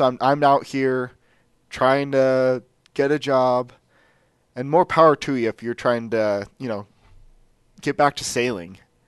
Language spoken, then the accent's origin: English; Oregon, United States; I am from Oregon, but I'm not good at fixing these wooden wheel things.